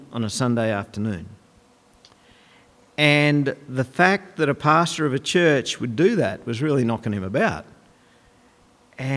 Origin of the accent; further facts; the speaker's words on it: Goondiwindi, Queensland, Australia; When I was growing up in Gundawindi